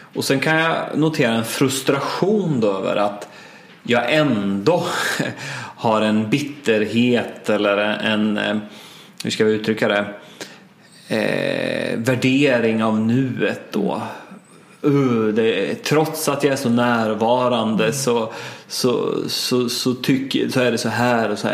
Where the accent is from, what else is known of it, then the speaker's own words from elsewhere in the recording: Östergötland, Sweden; moved away; det lilla samhälle som jag växte upp i i Östergötland